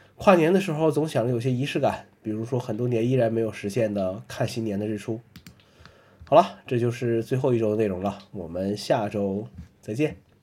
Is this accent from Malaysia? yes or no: no; China; 我们中国人